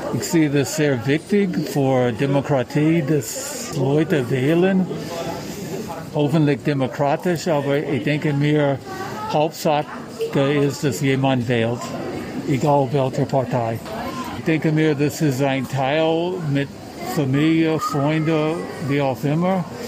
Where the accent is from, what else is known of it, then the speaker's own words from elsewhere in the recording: Richmond, Virginia, United States; German is a second language; now in Munich, Germany; ich komme aus Richmond, Virginia und ich wohne in München.